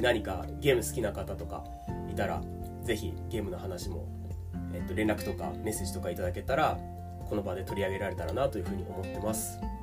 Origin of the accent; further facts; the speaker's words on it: Tokyo, Japan; 生まれも育ちも日本の東京です